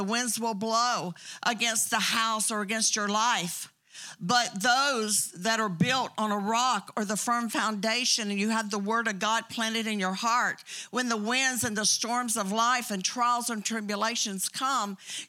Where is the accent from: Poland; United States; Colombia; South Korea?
United States; Bartow, Florida; born there; Do I sound real Southern? Because I was born in Bartow, Florida.